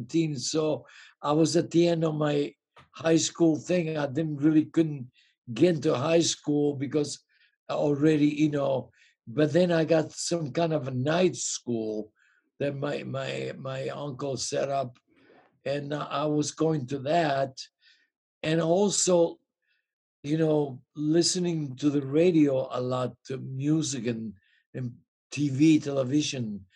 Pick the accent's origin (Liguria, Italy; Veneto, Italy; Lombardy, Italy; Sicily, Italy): Sicily, Italy; English is a second language; also born or lived in Cleveland, United States / Hollywood, United States; now in United States; I'm from Italy originally